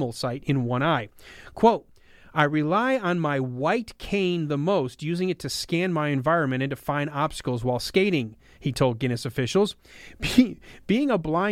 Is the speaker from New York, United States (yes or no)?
no; Michigan, United States; my home state of Michigan